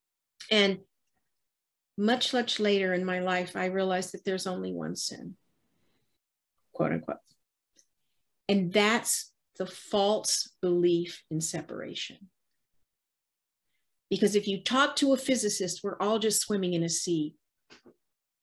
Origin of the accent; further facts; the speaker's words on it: the South, United States; I was raised in the South